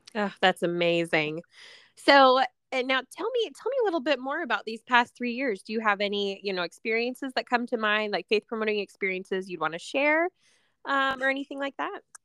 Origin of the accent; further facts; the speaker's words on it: Utah, United States; now in Washington, United States; I, I grew up in Utah, but I, I live in Washington now near the coast